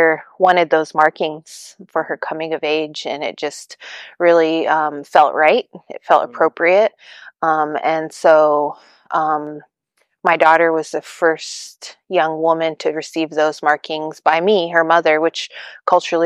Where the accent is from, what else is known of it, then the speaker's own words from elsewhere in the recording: Eagle Village, Alaska, United States; now in Fairbanks, United States; I am Hongwichin from Eagle Village, Alaska. I currently live in Fairbanks